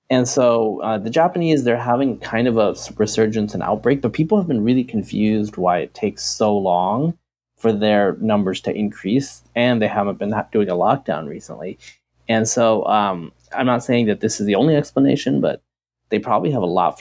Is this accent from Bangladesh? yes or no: yes; Bangladesh; moved away; I was born in Bangladesh